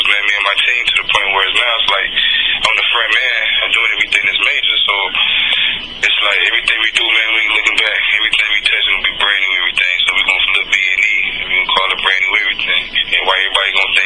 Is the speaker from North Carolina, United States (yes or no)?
yes; North Carolina, United States; also born or lived in Raleigh, North Carolina; my hometown, North Carolina.